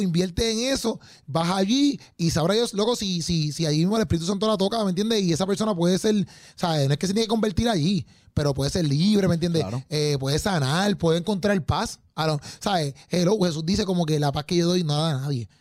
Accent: Puerto Rico; nosotros, ¿verdad? Como puertorriqueños

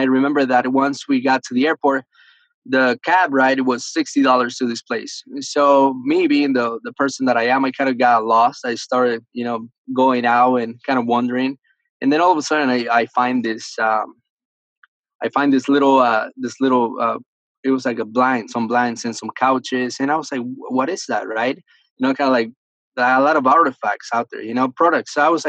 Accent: Miami, Florida, United States; English is a second language; also born or lived in Argentina; I feel like I'm 18, man. It's been great. I was born in Argentina. I was raised in Miami, Florida.

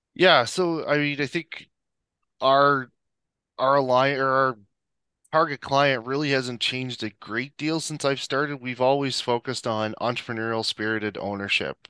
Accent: Prince Edward Island, Canada; moved away as an adult; now in Calgary, Canada; so I'm originally from Prince Edward Island. I moved out here in 2005

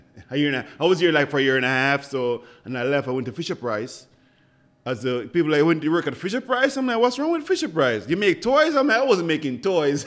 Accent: Jamaica; first language Jamaican Patois; English is a second language; moved away as an adult; now in Buffalo, United States; So I came here ten years ago from Jamaica.

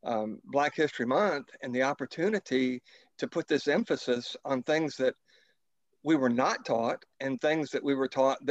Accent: Kentucky, United States; moved away as an adult; now in Alabama, United States; I have lived the bulk of my adult life in the Deep South in Alabama, but I grew up in Kentucky.

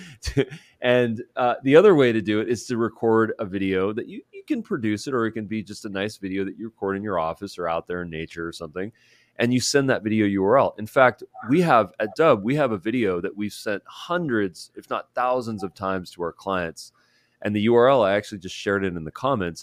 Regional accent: Southern California, United States; I'm from SoCal

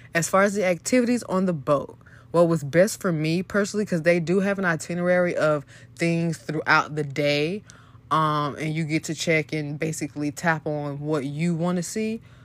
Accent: Florida, United States; I'm from Florida.

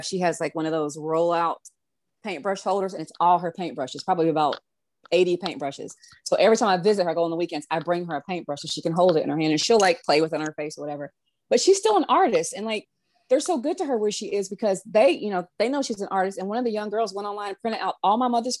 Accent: the South, United States; I'm a Southerner

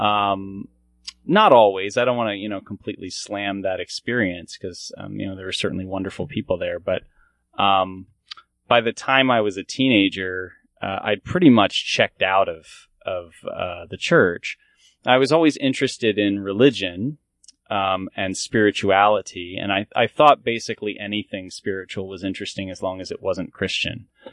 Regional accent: Columbia, Maryland, United States; I grew up in this a community in, um, Columbia, Maryland

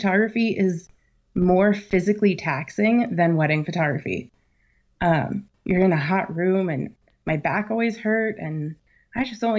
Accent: Virginia, United States; Well, I did some growing up in Virginia, and I had a nanny with a thick Southern accent.

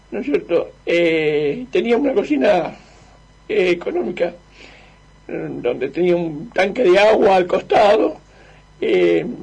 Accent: Lincoln, Buenos Aires Province, Argentina; yo soy linqueño y en mi pueblo cuando éramos chicos eh, yo vivía con, vivíamos todos con mis tíos, con mis tíos y en una casa grande

